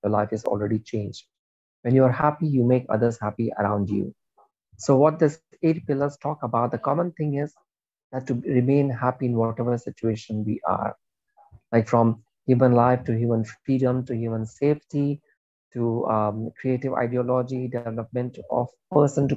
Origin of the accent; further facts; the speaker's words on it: India; I am Indian